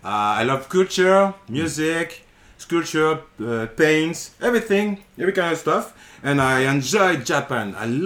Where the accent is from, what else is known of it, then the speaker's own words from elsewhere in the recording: France; I come from France. I'm a French photographer.